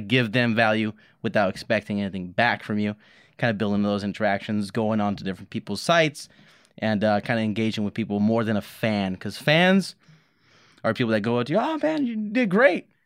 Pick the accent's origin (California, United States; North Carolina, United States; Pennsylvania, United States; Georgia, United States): California, United States; Los Angeles; moved away; I grew up in Los Angeles, a lot of violence around me